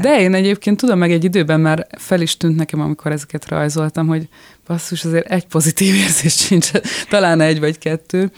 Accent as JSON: {"language": "Hungarian", "region": "Budapest", "country": "Hungary", "tie": "born or raised there", "moved": "as an adult", "lives_now": "France", "said": "én a nyolcadik keletben nőttem fel egy ilyen nagyon békés, eh, a művésztelepen"}